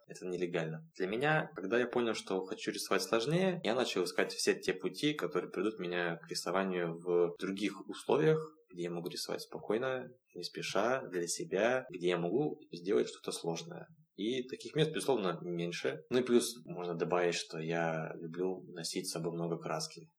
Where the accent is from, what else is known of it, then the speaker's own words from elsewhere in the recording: Vladivostok, Primorsky Krai, Russia; Я родом из города Владивостока, где и начал рисовать в 2006 году